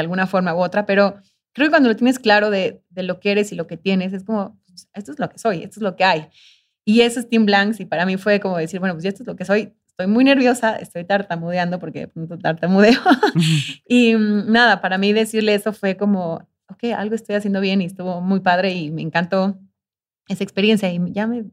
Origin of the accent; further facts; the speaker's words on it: Mexico; soy de México